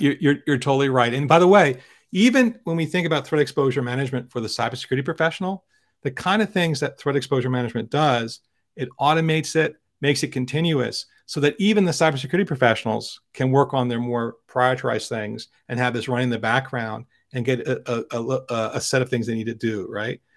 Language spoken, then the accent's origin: English; Philadelphia, Pennsylvania, United States; I travel from my hometown of Philadelphia by high-speed train every day to New York City